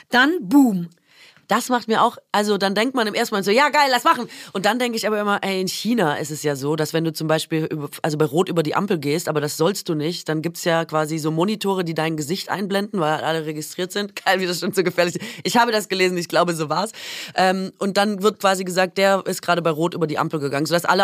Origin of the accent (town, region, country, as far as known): Baden-Württemberg, Germany; born or raised there